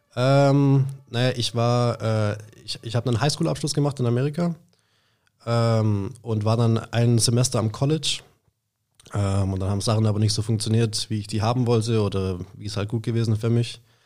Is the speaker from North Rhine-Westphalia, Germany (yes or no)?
no; Schwäbisch Hall, Baden-Württemberg, Germany; aus Schwäbisch Hall, habe da auch mein ganzes Leben lang gelebt, ähm, bin da auch aufgewachsen